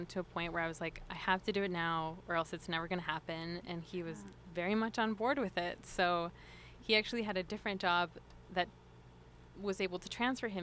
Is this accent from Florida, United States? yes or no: no; Utah, United States; English is a second language; also born or lived in Mexico City, Mexico; I was born in Mexico City, and my family moved us to Utah when I was nine years old